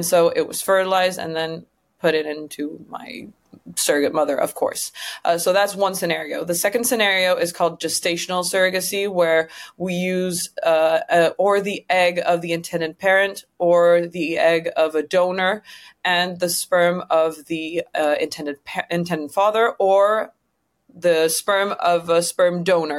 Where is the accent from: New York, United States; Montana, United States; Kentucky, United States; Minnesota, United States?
Kentucky, United States; Louisville; the town where I was from because I was born in Louisville, Kentucky